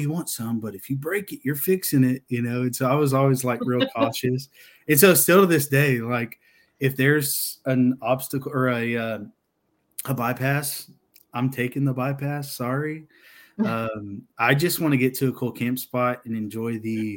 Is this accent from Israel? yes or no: no; Texas, United States; I grew up in Texas